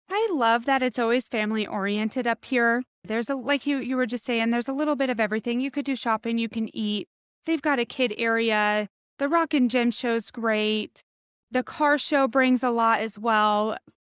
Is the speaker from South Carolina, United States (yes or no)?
no; Boulder City, Nevada, United States; also born or lived in Las Vegas, Nevada; So I have been in Boulder City, Nevada since I was six. Born and raised in Las Vegas, my family moved me out here